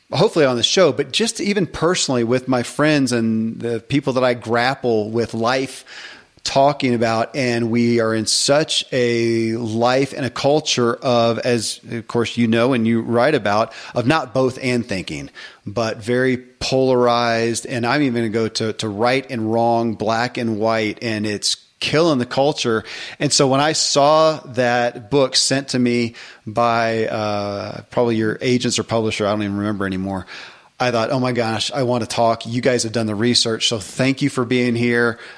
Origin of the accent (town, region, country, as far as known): Kentucky, United States; born or raised there